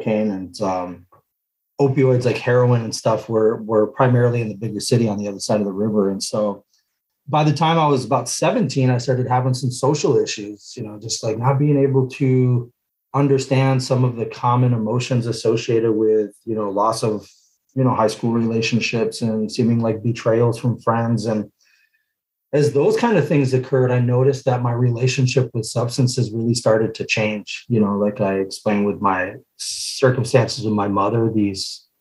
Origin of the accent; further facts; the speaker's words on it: Western Massachusetts, United States; moved away as an adult; also born or lived in Seattle area, Washington; now in Tacoma, United States; I'm originally from Western Massachusetts, pretty small town. You know, spent most of my early years, so I was about 18, 19 out there.